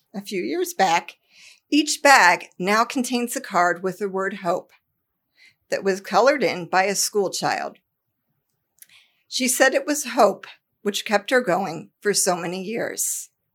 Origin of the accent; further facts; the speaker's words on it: Columbus, Ohio, United States; My three older brothers and I were raised in Columbus, Ohio